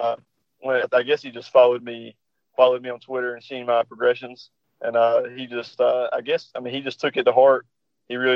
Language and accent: English; North Carolina, United States; I'm from North Carolina